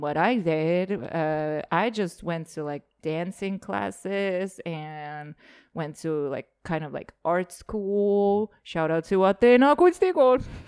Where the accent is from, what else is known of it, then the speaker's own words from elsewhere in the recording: Rakvere, Lääne-Viru County, Estonia; moved away; also born or lived in Lasnamäe, Tallinn / Narva; When I was growing up in Rockwell